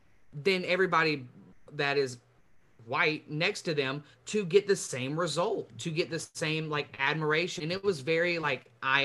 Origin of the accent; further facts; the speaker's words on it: Middle Georgia, United States; moved away as an adult; also born or lived in Kennesaw, Georgia; So I came from Middle Georgia, which was not extremely diverse compared to Atlanta and Kennesaw area.